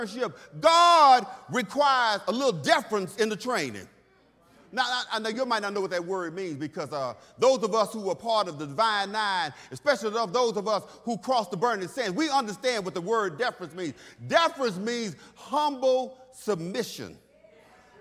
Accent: Texas, United States; when I was a kid growing up in Texas, I grew up old school

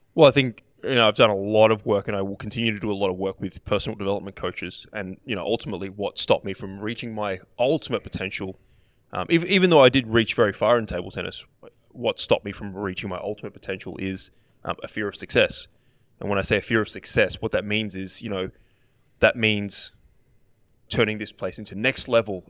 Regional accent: Australia; as an Australian player

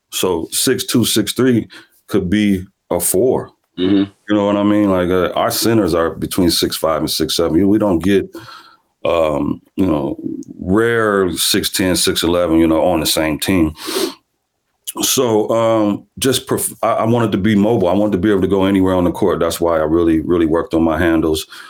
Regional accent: Omaha, Nebraska, United States; born or raised there

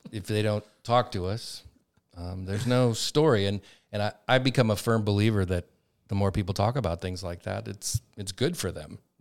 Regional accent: Montana, United States; I'm from Montana

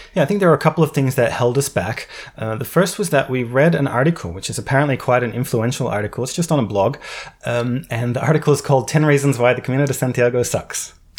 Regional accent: Australia; moved away as an adult; I come from Australia

